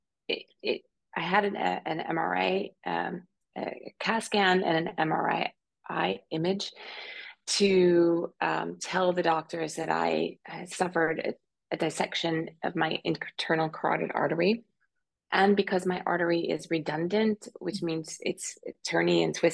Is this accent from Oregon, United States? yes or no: no; Pennsylvania, United States; moved away as an adult; also born or lived in New York / London / Tokyo; now in Zurich, Switzerland; I'm originally a country girl from Pennsylvania, although I haven't lived in Pennsylvania or in the U.S. for 20 years